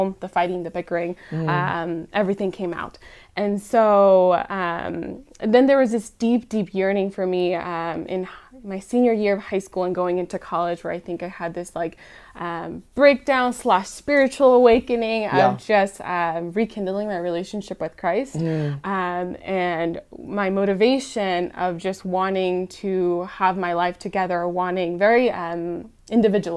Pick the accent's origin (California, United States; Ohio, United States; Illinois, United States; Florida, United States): California, United States; moved away; I was born in California, and when we lived there